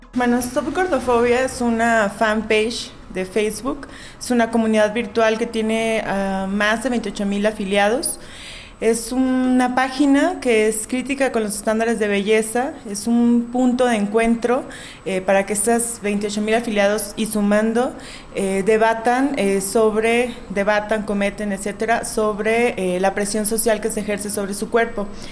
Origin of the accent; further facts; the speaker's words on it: Mexico; soy de México.